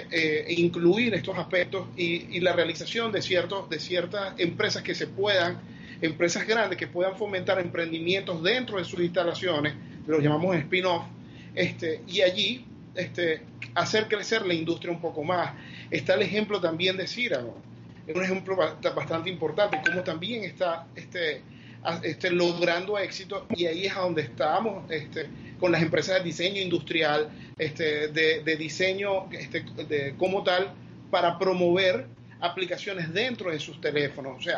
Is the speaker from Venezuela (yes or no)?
yes; Venezuela; sobre todo Venezuela tiene una potencialidad increíble en esta área. Somos, el venezolano es muy creativo